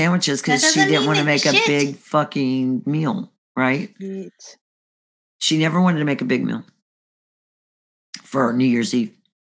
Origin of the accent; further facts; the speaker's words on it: the North, United States; I'm a Yankee.